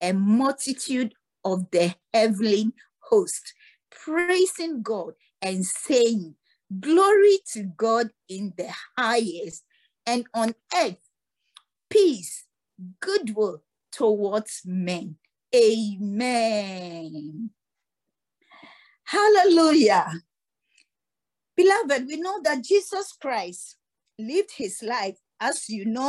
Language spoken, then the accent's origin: English; Ghana; also born or lived in Cape Coast (ancestral); we, the Ghanaians